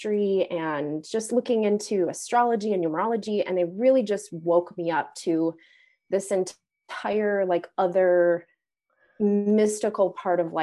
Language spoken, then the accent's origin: English; suburbs of St. Paul, Minneapolis area, Minnesota, United States; also born or lived in Zuni, New Mexico; I'm in Minnesota, and I grew up in the suburbs of our metropolitan area, St. Paul, Minneapolis area